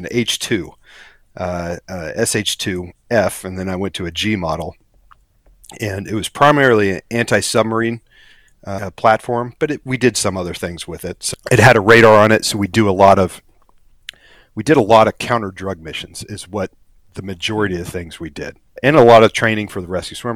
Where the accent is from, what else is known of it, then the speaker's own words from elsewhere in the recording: Kansas, United States; moved away as an adult; also born or lived in Eureka, Kansas / San Diego, California; now in South Florida, United States; growing up in Kansas